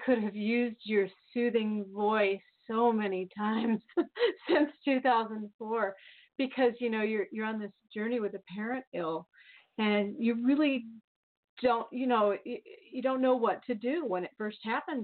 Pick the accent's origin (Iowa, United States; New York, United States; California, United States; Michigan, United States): Iowa, United States; Bettendorf; I'm from the Quad Cities, a couple hours away from Chicago